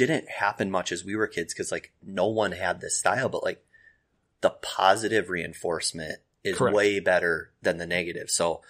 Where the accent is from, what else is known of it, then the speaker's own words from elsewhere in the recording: Wapakoneta, Ohio, United States; I'm from Wapaka.